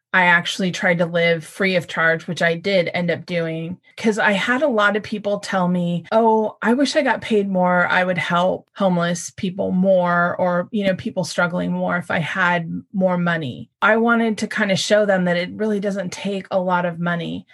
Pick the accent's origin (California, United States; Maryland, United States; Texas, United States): California, United States; Born and raised in California